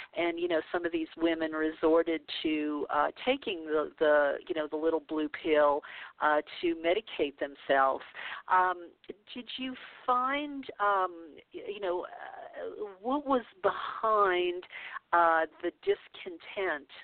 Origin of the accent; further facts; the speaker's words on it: the South, United States; we're both from the South, we're both about the same age, uh, so that means, you know, we came from the Bible Belt